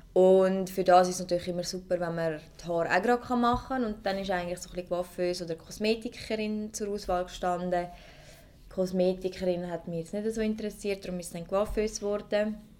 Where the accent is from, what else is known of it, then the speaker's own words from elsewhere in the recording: Zurich, Switzerland; ich komme aus Zürich